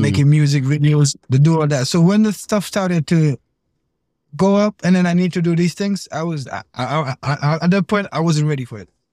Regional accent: Fajara, Gambia; moved away as an adult; now in United States; I grew up in Pipeline. I grew up in Pipeline, Fajari.

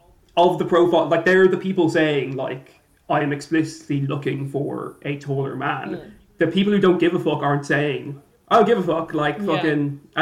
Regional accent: Ireland; I'm Irish

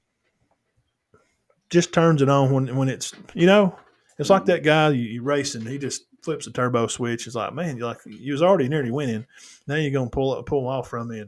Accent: Cedar Bluff, Alabama, United States; my hometown guys over there

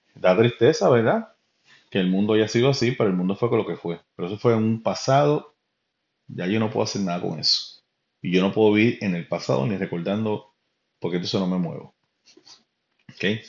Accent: Carolina, Puerto Rico; yo vengo de Puerto Rico, este, mi familia es de Carolina, Río Piedra, Carolina.

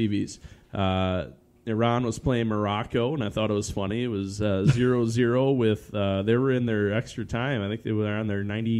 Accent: Canada; hey, I'm actually Canadian. Even though I play professionally in the U.S., I'm going to go play with my home country.

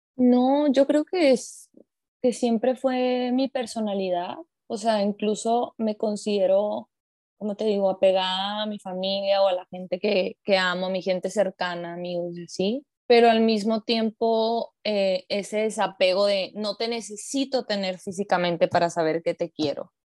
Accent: Mexico; yo soy una mujer mexicana

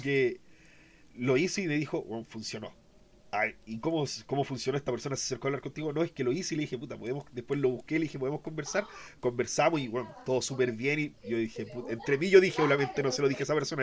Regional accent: Chile; Nosotros somos de Chile

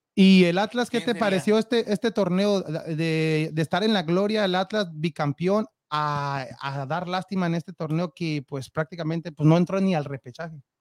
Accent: Mexico; now in United States; uno como mexicano

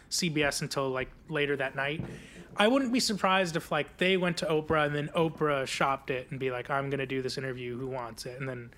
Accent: India; I guess like as an Indian person, I was always a little like skeptical of like people loving British royals

